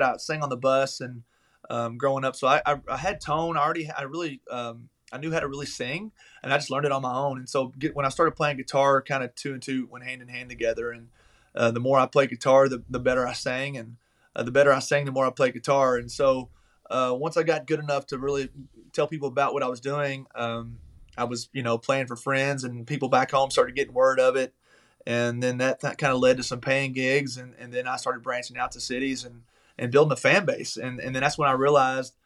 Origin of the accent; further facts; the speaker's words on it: Taylorsville, Kentucky, United States; moved away as an adult; now in Nashville, United States; I grew up in Taylorsville, Kentucky. It's a little small town outside of Louisville